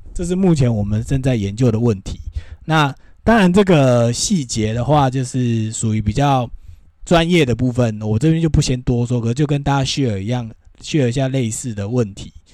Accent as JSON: {"language": "Chinese", "country": "Taiwan", "said": "我们台湾人"}